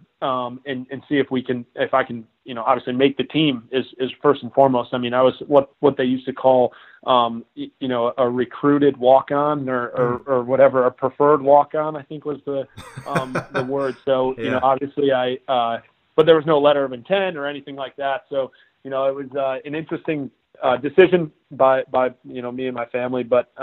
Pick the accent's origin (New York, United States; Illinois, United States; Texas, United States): New York, United States; Cortland; I grew up in Cortland, which is 30 minutes south of Syracuse